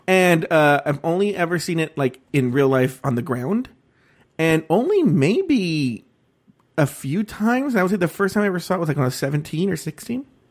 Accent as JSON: {"language": "English", "town": "Los Angeles", "region": "California", "country": "United States", "tie": "born or raised there", "also_born_or_lived": "Orange County", "said": "I grew up in East L"}